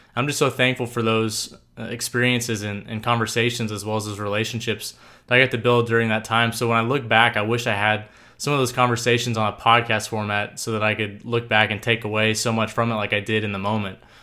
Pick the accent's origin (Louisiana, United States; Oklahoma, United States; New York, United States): Oklahoma, United States; Tulsa; I grew up in Tulsa, Oklahoma